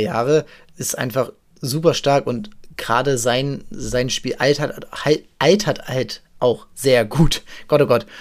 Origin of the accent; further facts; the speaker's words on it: Hamburg, Germany; ich äh, habe ihn natürlich als Hamburger